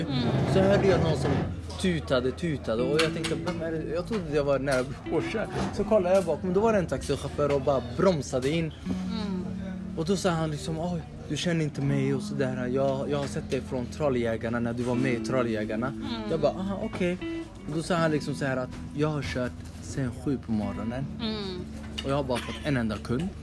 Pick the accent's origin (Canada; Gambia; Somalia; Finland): Somalia; now in Sweden; vi somalier